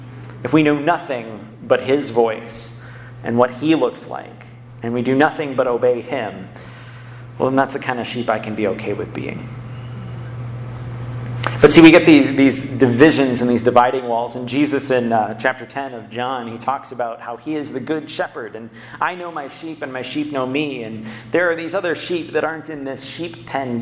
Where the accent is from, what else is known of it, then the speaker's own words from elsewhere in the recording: Ann Arbor, Michigan, United States; I grew up in Ann Arbor.